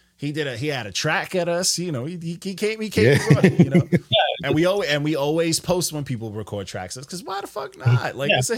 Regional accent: New York, United States; I'm from New York. I'm from New York.

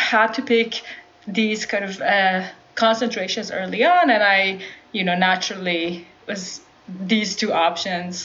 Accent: Iran; moved away as an adult; now in Bay Area, United States; growing up in Iran

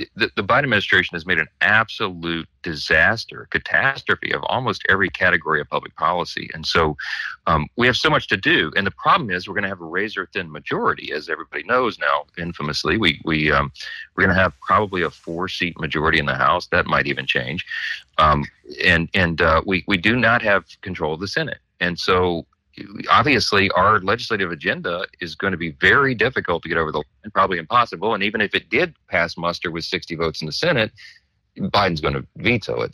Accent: Louisiana, United States; my hometown in Louisiana

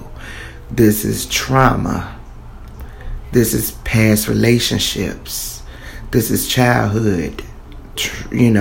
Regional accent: Columbia, South Carolina, United States; I'm from Columbia, South Carolina.

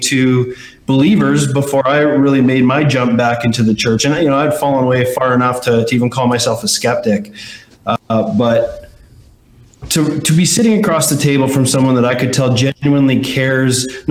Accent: Canada; I'm Canadian

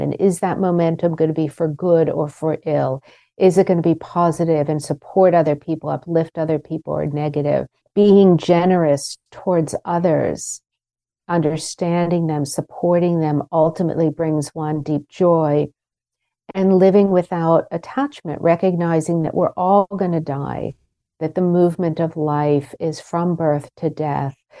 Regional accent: Pittsburgh, Pennsylvania, United States; moved away; the adults around me where I grew up in Pittsburgh

